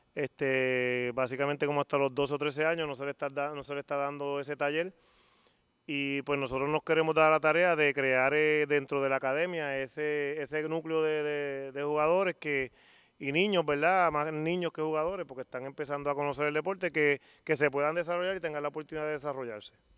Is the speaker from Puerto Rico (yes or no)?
yes; Mayagüez, Puerto Rico; Mayagüez por lo menos yo me crié en el baloncesto en Mayagüez y, me crié dentro de, unas categorías menores donde había una liga infantil